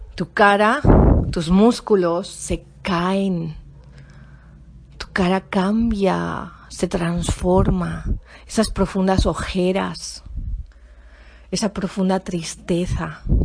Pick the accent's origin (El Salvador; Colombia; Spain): Spain; yo soy española y yo estaba en España